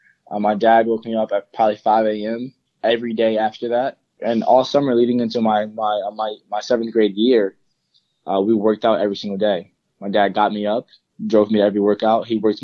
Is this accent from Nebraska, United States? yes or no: no; Bronx, New York, United States; Mainly, I grew up in Bronx, New York. I kind of moved around a lot when I was younger.